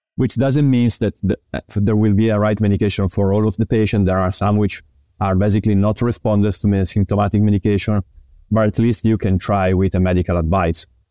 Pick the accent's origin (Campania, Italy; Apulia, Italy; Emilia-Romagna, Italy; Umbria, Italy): Emilia-Romagna, Italy; Parma; English is a second language; also born or lived in Milan; I am a physical therapist born in Italy. I graduated in physical therapy in two thousand and seven in Parma University, which is actually my hometown.